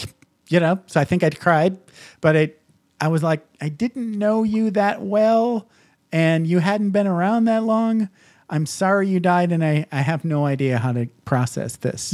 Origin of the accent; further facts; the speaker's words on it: Midwest, United States; I grew up in the Midwest